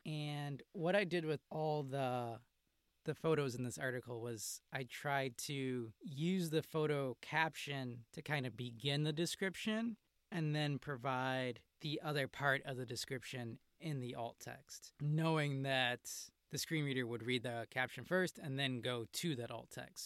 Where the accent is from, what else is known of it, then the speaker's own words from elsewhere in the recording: Chicago, Illinois, United States; I'm from Chicago